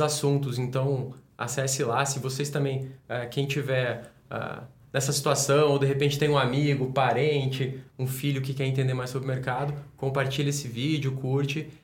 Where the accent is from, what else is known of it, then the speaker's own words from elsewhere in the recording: Brasília, Federal District, Brazil; Eu sou de Brasília